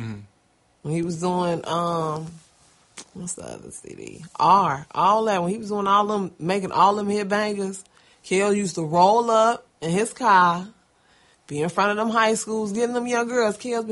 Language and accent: English; Chicago, Illinois, United States; Oh, because I'm a Chicagoan?